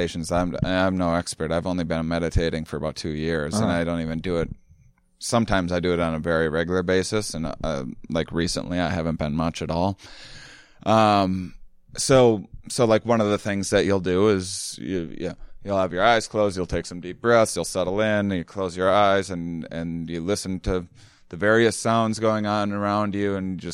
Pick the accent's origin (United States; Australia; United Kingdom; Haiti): United States; La Crosse, Wisconsin; I'm from La Crosse, Wisconsin, and outside of it, actually